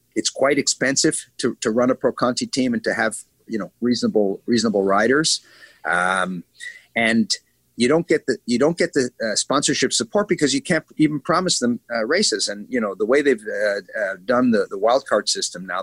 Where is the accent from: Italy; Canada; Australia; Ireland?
Canada; Montreal, Quebec; now in Israel; I grew up in Montreal, uh, where we have winter 11 and a half months of the year.